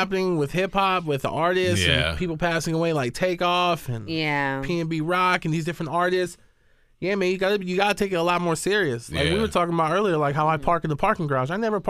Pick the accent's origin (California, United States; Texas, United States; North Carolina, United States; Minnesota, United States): California, United States; Oakland; Yeah, and I grew up in the town. I grew up in the East.